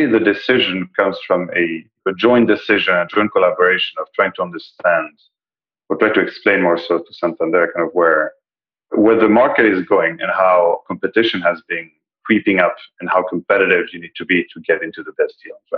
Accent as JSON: {"language": "English", "country": "Belgium", "tie": "born or raised there", "also_born_or_lived": "Spain / France / China", "lives_now": "London, United Kingdom", "said": "I'm Spanish, but you know, I have a little bit of an international career. I was raised in Belgium."}